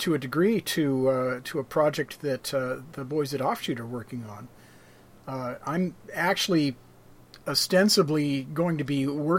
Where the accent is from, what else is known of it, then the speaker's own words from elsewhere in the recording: Oregon, United States; as a white boy growing up in Oregon